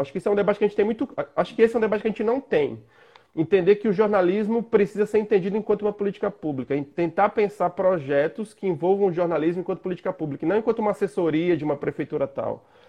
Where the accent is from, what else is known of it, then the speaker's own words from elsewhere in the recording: interior of Alagoas, Brazil; sou de uma cidade do interior de Alagoas